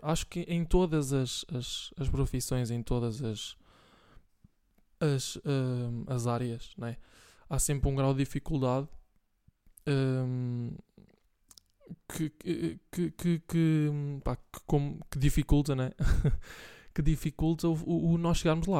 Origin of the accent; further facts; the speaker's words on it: Bragança, Norte, Portugal; now in Santa Maria da Feira, Portugal; Bragança, que é de onde eu sou